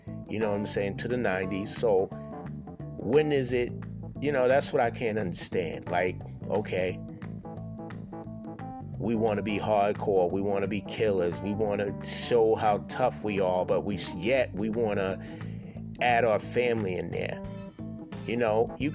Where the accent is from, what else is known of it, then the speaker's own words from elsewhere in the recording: Boston, Massachusetts, United States; I'm born and raised here in Boston